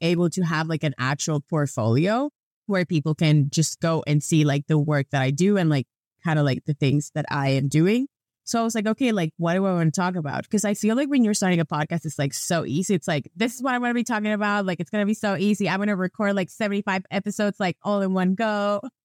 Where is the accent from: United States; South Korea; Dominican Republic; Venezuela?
Venezuela; moved away as an adult; now in Canada; every time that I used to travel with my Venezuelan passport, I don't have that problem anymore because I'm a Canadian now